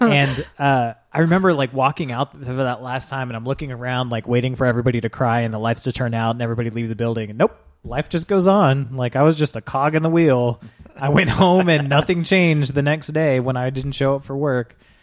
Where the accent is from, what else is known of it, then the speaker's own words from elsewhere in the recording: United States; As an American